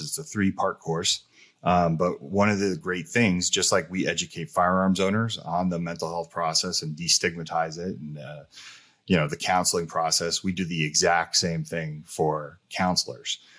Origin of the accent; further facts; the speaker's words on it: New Jersey, United States; also born or lived in California; being from New Jersey, me growing up in California and Jersey